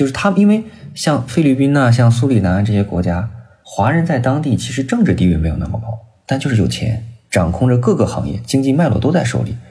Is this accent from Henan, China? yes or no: yes; Zhengzhou, Henan, China; 因为我是郑州人嘛，